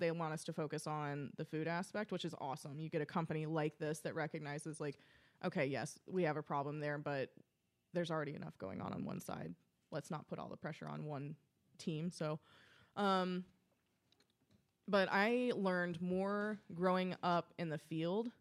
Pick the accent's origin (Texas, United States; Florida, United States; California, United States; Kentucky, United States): Kentucky, United States; Paducah; moved away as an adult; also born or lived in St. Louis / Louisville, Kentucky / Cincinnati, Ohio; I'm originally from Paducah, Kentucky, which is as, about far west in the state as you can get. Um, I lived there my entire life.